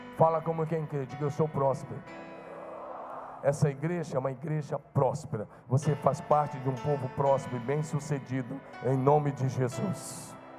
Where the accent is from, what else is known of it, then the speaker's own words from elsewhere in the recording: interior of Goiás, Brazil; now in Marília, Brazil; Eu era simplesmente um jovenzinho, nascido no interior de Goiás, numa fazenda, muito simples.